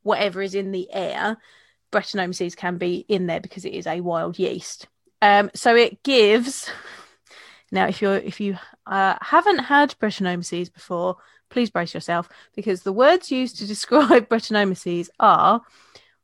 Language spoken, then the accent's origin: English; Kent, South East England, United Kingdom; I'm from Kent, there's a lot of farms around here